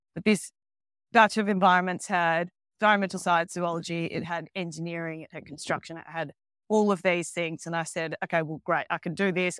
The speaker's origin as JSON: {"language": "English", "town": "Melbourne", "region": "Victoria", "country": "Australia", "tie": "born or raised there", "also_born_or_lived": "Queensland / South Australia / Scotland", "moved": "as an adult", "lives_now": "Mexico", "said": "I grew up in Melbourne, which is the very south of Australia"}